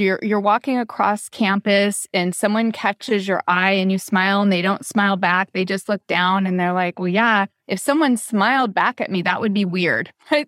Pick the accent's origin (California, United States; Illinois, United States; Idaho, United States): California, United States; Southern; moved away as an adult; also born or lived in Massachusetts; I came from Southern California, went to Massachusetts for my graduate work